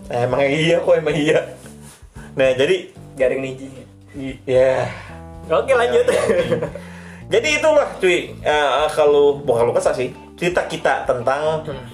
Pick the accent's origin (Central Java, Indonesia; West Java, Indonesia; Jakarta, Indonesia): West Java, Indonesia; Cikarang; daerah gue tuh akhirnya karena emang Cikarang